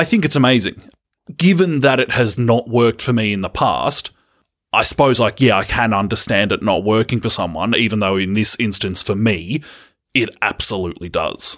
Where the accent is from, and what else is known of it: Australia